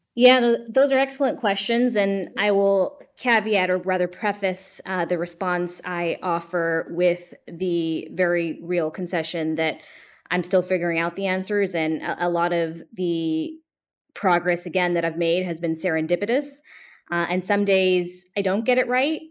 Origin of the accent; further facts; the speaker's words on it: Bay Area, California, United States; now in New Jersey, United States; when I was a high school student in the Bay Area, California.